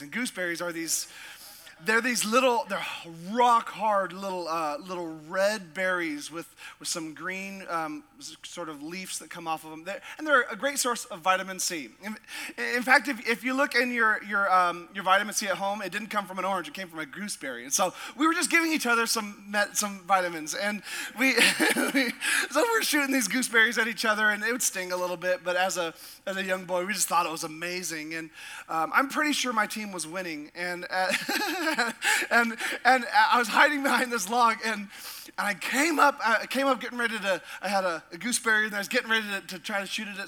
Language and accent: English; Sitka, Alaska, United States; I grew up in a little town called Sitka